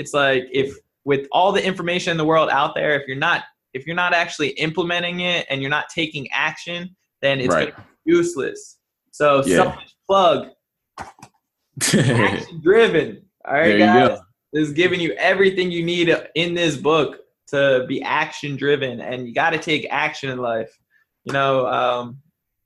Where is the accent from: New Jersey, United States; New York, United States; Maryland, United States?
New Jersey, United States; I'm from South Jersey